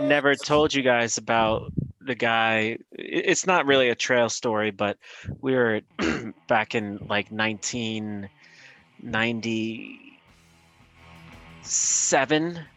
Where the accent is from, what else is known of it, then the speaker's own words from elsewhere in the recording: Albany, New York, United States; moved away; also born or lived in New Hampshire; my friend from Boston, who I grew up with in Albany